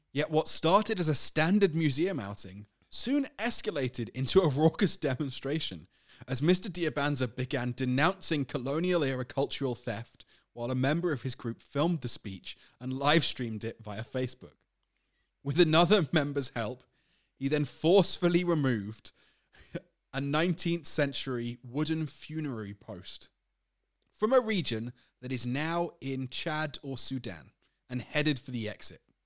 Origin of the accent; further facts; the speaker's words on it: United Kingdom; I'm British